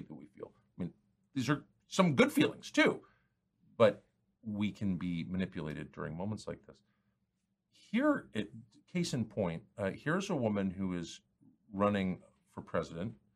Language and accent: English; United States; I'm an American